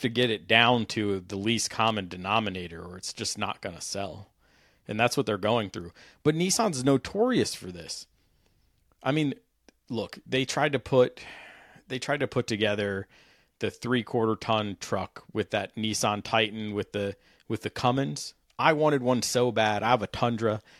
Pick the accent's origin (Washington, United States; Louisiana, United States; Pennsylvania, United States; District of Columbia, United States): District of Columbia, United States; Washington; I grew up riding motorcycles around the Capital Beltway in D.C.